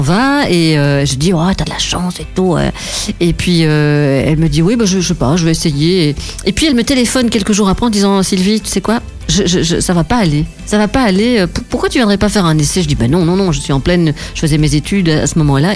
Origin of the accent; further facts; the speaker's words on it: Cuesmes, Wallonia, Belgium; je suis de Quem